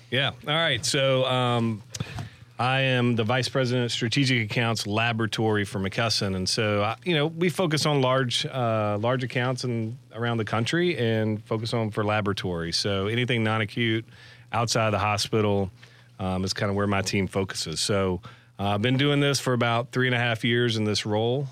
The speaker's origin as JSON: {"language": "English", "town": "McCalla", "region": "Alabama", "country": "United States", "tie": "born or raised there", "said": "Born and raised in McAuliffe, Alabama."}